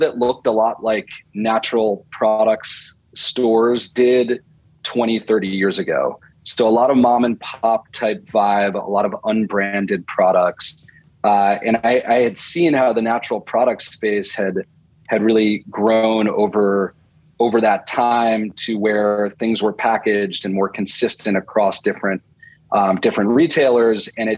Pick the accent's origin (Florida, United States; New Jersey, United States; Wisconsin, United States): New Jersey, United States; moved away as an adult; also born or lived in Michigan / New York area; now in California, United States; I grew up in New Jersey. So I'm an East Coaster originally